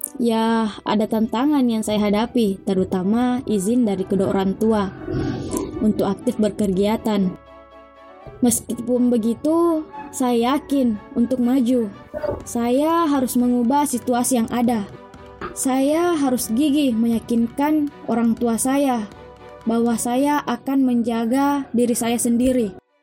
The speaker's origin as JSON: {"language": "Indonesian", "town": "Pangkep", "region": "South Sulawesi", "country": "Indonesia", "said": "Saya dari Desa Bontemanai, Kecamatan Lakbakan, Kabupaten Pangkep"}